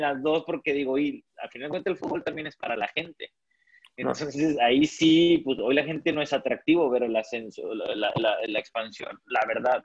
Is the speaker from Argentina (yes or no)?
no; Ciudad Victoria, Tamaulipas, Mexico; yo soy de Ciudad Victoria